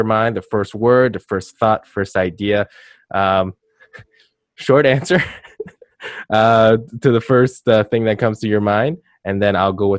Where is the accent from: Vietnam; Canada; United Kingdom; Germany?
Canada; as a kid growing up in Canada